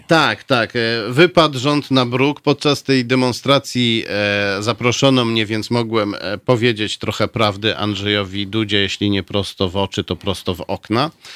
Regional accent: Warsaw, Masovian Voivodeship, Poland; also born or lived in Pruszków; Potem jak zostałem urodzony, to zabrano mnie z powrotem do Warszawy

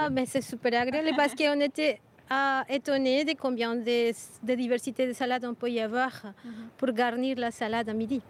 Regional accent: Colombia; now in Brussels, Belgium; je viens de Colombie

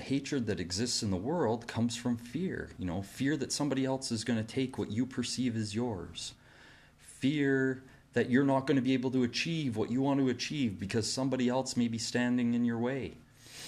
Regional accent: Canada; Here in my home country of Canada

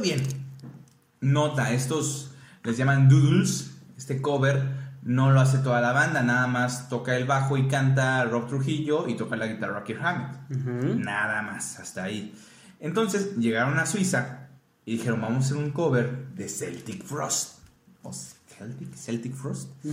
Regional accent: Mexico; nuestra identidad como mexicanos.

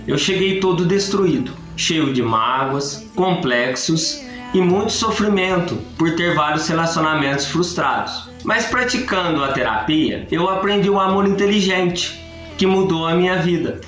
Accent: Guaranésia, Minas Gerais, Brazil; sou de Guaranese, do estado de Minas Gerais

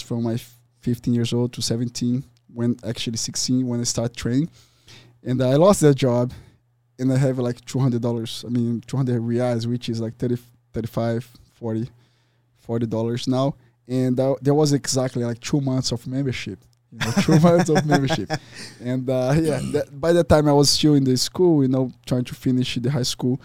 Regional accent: Rio de Janeiro, Brazil; now in Arizona, United States; I grew up in Tijuca

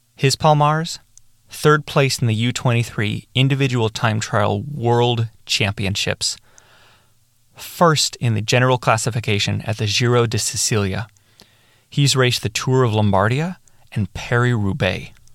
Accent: Chile; I was from Chile and I was representing Chile

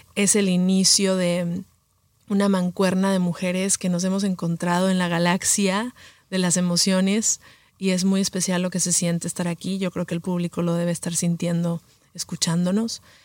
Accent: Mexico City, Mexico; moved away as an adult; also born or lived in Los Angeles / New York; nací en Los Ángeles, em, crecí en la Ciudad de México

